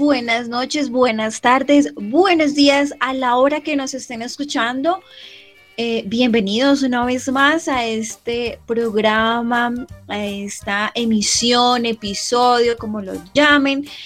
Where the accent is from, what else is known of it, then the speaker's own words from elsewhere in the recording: Colombia; como colombianos